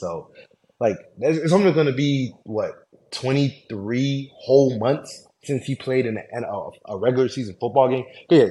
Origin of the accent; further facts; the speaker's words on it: South Florida, United States; Obviously, he's from where I'm from South Florida.